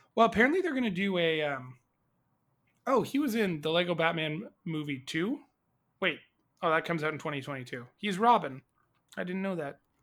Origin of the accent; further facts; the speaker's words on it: Canada; we are very proud to be Canadian